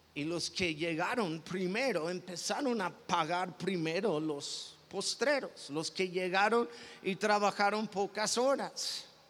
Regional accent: Mexico; yo soy mexicano

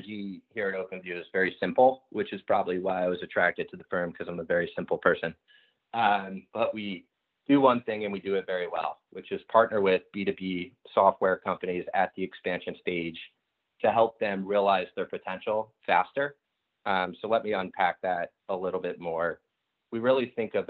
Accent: outside of Philadelphia, Pennsylvania, United States; Growing up outside of Philadelphia

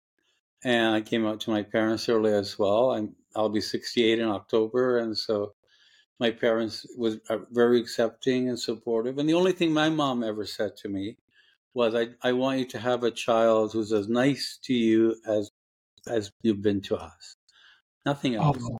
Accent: Toronto, Ontario, Canada; also born or lived in Lebanon; I grew up, for my first 10 years, I was in Lebanon, and we grew up North Toronto in a suburb called Rexdale

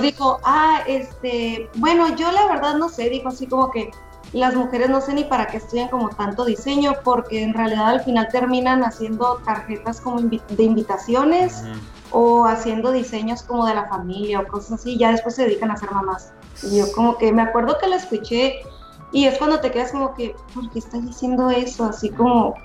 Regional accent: Ensenada, Baja California, Mexico; Soy de Ensenada, California y me, y me tocó estudiar aquí

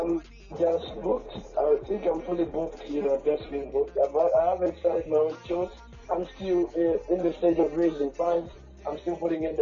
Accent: Malawi; from Malawi, a reggae dancehall artist

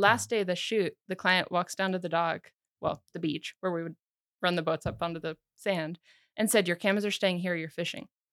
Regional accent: United States; also born or lived in Sweden; now in Missoula, United States; Sweden's really easy place to live as an American

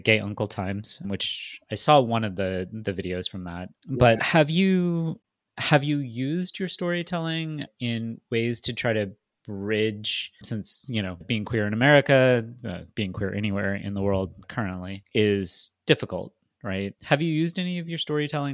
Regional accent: the South, United States; I'm also from the South

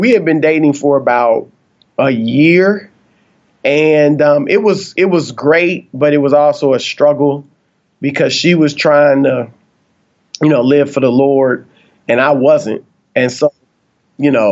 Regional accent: Cleveland, Ohio, United States; I'm from Cleveland

